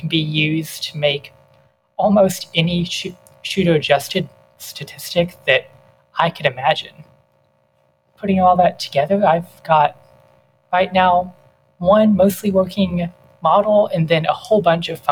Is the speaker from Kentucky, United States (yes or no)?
yes; Kentucky, United States; moved away as an adult; now in Nashville, United States; I'm initially from Kentucky, and I went to undergrad there. I came to Nashville